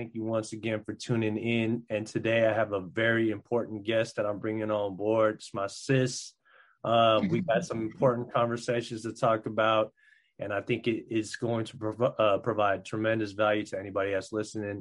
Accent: Philippines; I'm Filipino

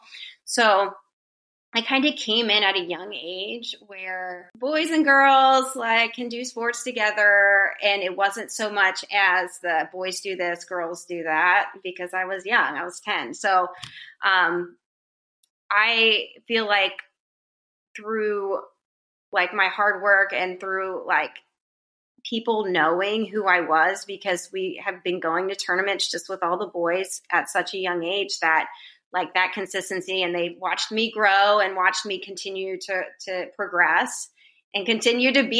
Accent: Pennsylvania, United States; now in Florida, United States; growing up in Pennsylvania, like, wrestling, and specifically in the winter, was the sport to do.

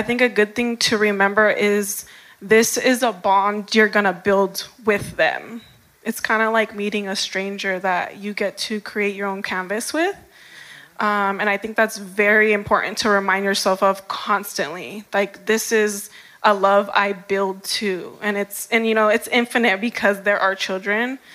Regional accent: Long Beach, California, United States; I was born in Long Beach

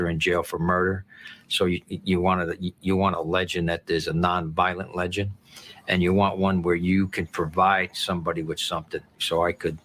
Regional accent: New Jersey, United States; I grew up in New Jersey, and I grew up in an Italian neighborhood

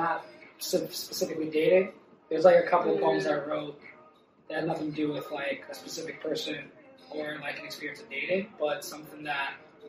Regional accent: New York, United States; moved away as an adult; Born and raised in New York.

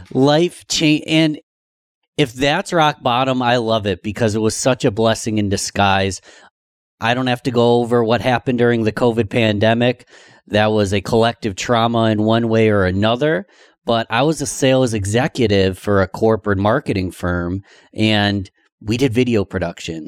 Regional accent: Rochester, New York, United States; my hometown of Rochester, New York

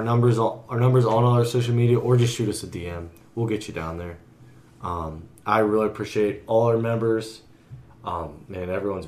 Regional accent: United States; I'm American

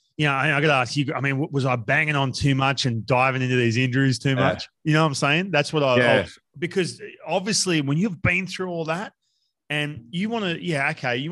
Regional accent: Australia; now in United States; growing up in Australia

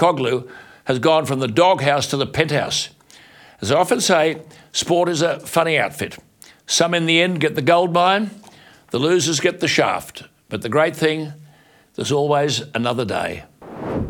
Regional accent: Queensland, Australia; moved away; I was born in Queensland, as you know, and you always remain a Queenslander

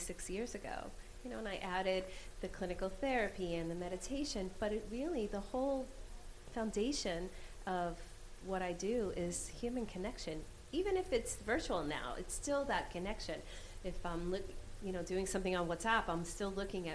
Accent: New York, United States; I'm still an Irish New Yorker

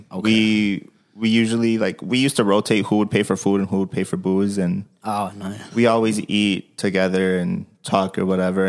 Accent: Milwaukee, Wisconsin, United States; I was born here in Milwaukee.

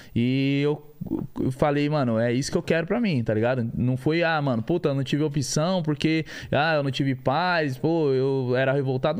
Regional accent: São Paulo, Brazil; nascido e criado da Vila Brasilândia, né, mano? Eu vim da comunidade.

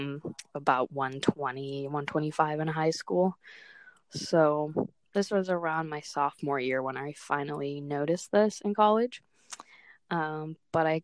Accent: Otis Orchards, Washington, United States; I come from Otis Orchards, Washington

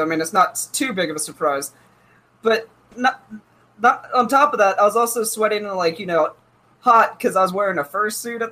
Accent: Ohio, United States; I'm from Ohio

